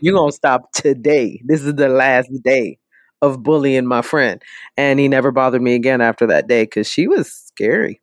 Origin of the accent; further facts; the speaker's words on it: New York City, New York, United States; I am born and raised in the South Bronx